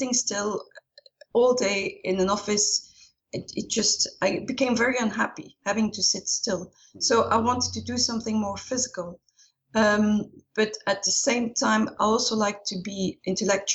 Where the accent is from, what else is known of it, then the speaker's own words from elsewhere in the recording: Ghent, Flanders, Belgium; moved away as an adult; also born or lived in Brussels; I'm originally from Ghent in Belgium, but haven't lived there for a long time